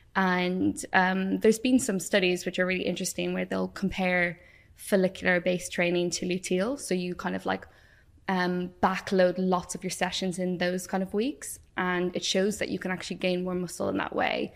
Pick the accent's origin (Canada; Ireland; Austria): Ireland; moved away as an adult; also born or lived in Wales; if you haven't guessed from my accent, I grew up in Ireland